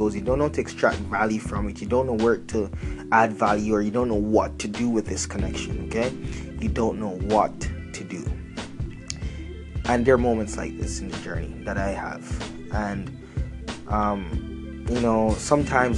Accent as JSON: {"language": "English", "country": "Canada", "said": "I'm from Canada"}